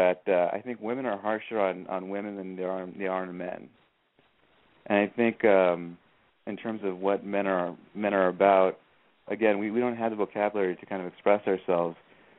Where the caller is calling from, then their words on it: Hesperia, California, United States; I'm 30 years old. I'm in Hesperia.